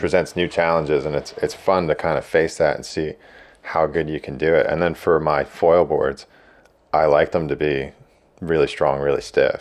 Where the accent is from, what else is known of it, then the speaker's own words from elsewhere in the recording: Blairstown, New Jersey, United States; also born or lived in Long Beach Island, New Jersey; I grew up in Blairstown, like, almost, uh, almost Poconos